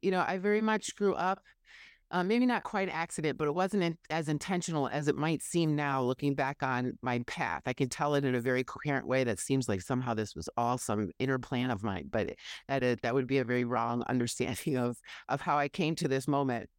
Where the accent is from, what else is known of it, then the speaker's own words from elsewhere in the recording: Oshkosh, Wisconsin, United States; moved away; also born or lived in Madison, Wisconsin; my hometown of Oshkosh